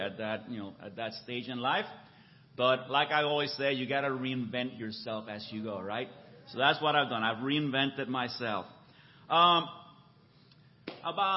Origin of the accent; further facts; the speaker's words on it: Puerto Rico; moved away as an adult; also born or lived in San Francisco, California / Boston area, Massachusetts / Mexico City, Mexico; now in Orange County, United States; I was actually born in San Francisco. I'm a native Californian. I grew up in Puerto Rico, where I went to college and met my wife